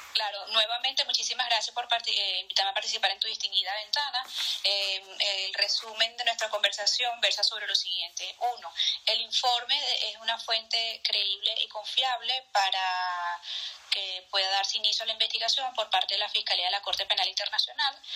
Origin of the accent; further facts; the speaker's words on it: Venezuela; soy venezolana